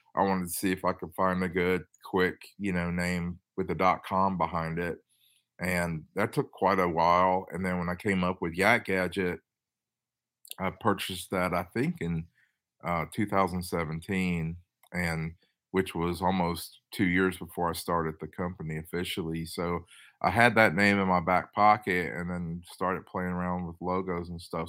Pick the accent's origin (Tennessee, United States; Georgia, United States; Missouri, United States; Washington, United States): Tennessee, United States; also born or lived in Los Angeles, California / Boston; I'm from Tennessee, but I worked in California, Los Angeles, and Boston for a little bit